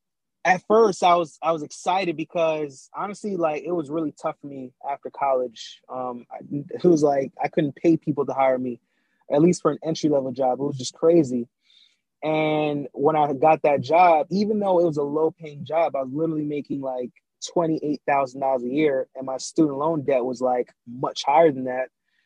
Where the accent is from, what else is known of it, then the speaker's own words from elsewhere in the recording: New York City, New York, United States; also born or lived in Jamaica; I was born in Jamaica, right? And I was raised in Brooklyn, New York, because my parents left out of Jamaica when I was about like 4 years old